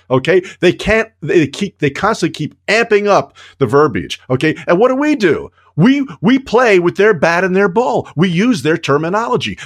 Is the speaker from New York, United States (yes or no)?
yes; New York, United States; as a kid growing up in New York